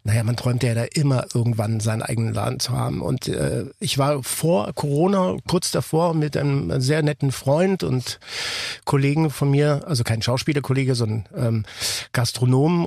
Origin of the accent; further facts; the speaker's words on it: Ticino, Switzerland; ich bin ja aus dem Tessin äh, gebürtig